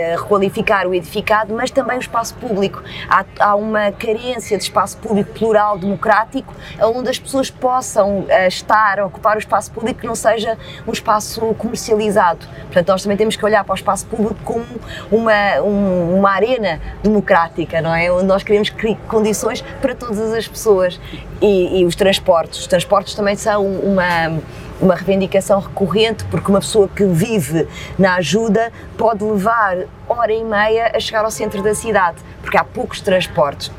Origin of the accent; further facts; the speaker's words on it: Lisbon, Portugal; A cidade é extraordinária, é, é a minha casa, é, foi onde eu cresci